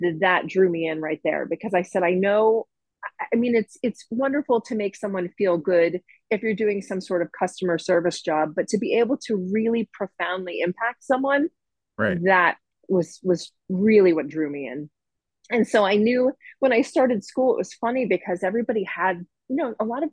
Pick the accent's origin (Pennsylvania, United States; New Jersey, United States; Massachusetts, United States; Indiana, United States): Massachusetts, United States; Belchertown; also born or lived in Florida; I am actually from the area. I grew up in Belchertown